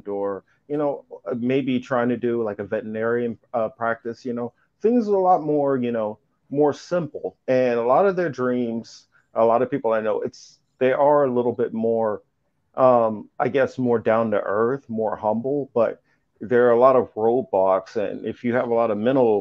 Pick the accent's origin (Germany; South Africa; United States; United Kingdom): United States; Midwest; where I was growing up in the Midwest